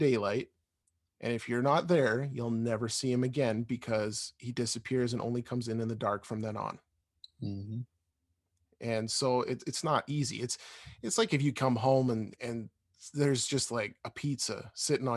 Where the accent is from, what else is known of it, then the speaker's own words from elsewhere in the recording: Alberta, Canada; We grew up in Alberta and still live in Alberta